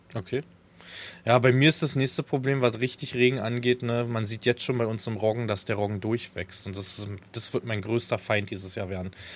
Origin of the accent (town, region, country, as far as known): Falkensee, Brandenburg, Germany; born or raised there